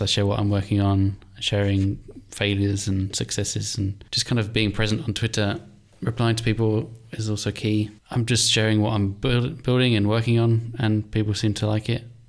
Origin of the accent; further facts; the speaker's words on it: England, United Kingdom; moved away as an adult; also born or lived in Ireland / Finland / Cape Town / Saudi Arabia; now in Mauritius; I'm from England, I'm Irish, Finnish, so we both lived in each country